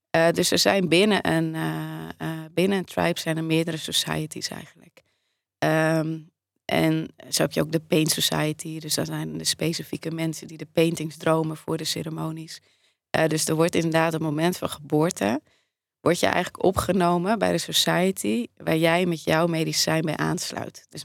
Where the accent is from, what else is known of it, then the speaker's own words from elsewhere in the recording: Netherlands; Ik ben in Nederland